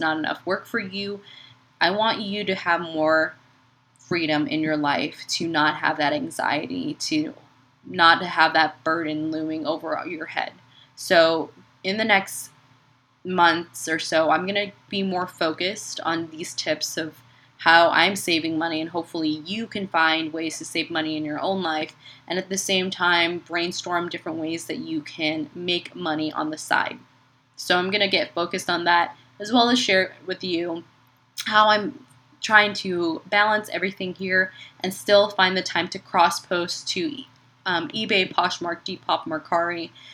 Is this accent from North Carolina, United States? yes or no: no; Chicago, Illinois, United States; now in San Antonio, United States; I grew up in Chicago